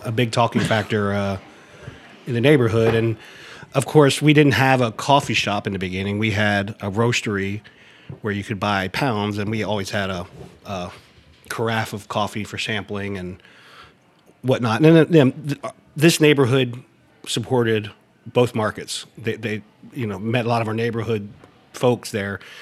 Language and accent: English; near Harrisburg, South Central Pennsylvania, United States; now in Baltimore, United States; I'm from South Central Pennsylvania, um, right outside of Harrisburg, PA. Um, I relocated to Baltimore 1991